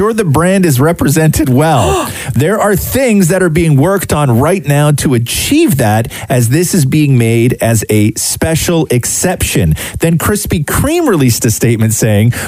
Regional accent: Acton, Ontario, Canada; when I was growing up in Acton

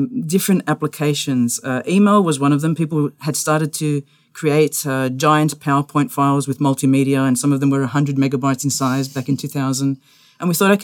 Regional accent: Australia; moved away; I'm an Australian

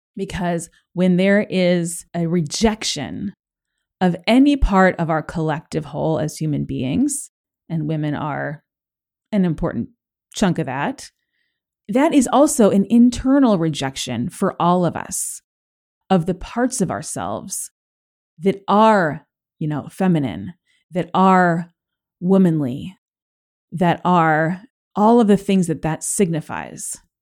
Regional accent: Los Angeles, California, United States; I grew up in Los Angeles

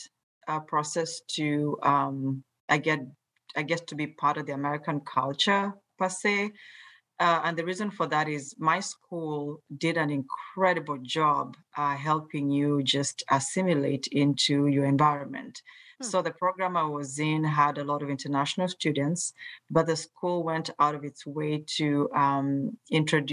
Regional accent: Mombasa, Mombasa County, Kenya; moved away as an adult; now in United States; growing up in Mombasa, Kenya

